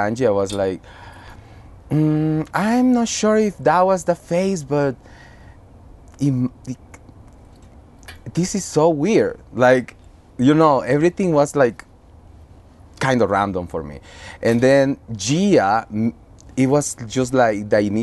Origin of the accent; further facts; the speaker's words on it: Honduras; moved away as an adult; also born or lived in Costa Rica; now in New York, United States; I am from Honduras